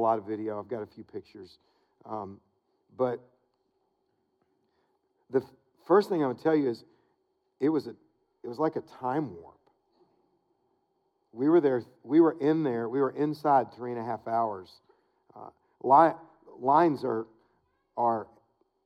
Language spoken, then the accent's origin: English; Wilmore, Kentucky, United States; moved away; to Wilmore. It's my hometown